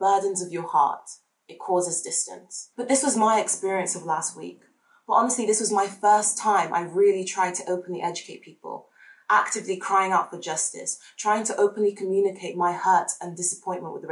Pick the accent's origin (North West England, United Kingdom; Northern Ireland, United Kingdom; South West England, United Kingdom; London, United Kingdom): South West England, United Kingdom; Devon; also born or lived in Nigeria; I was raised in Devon by white British guardians